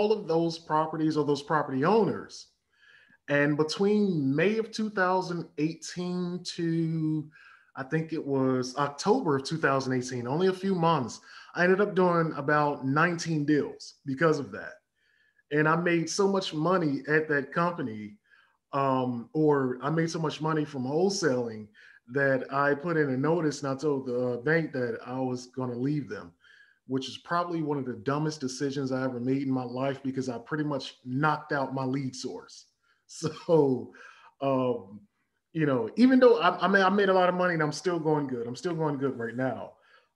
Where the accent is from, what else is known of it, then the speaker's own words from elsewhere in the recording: Chicago, Illinois, United States; also born or lived in Ghana; born and raised in Chicago